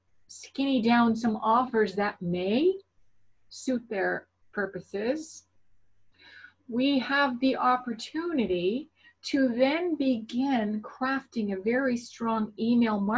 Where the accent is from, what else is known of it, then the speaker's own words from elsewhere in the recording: Canada; I am definitely Canadian.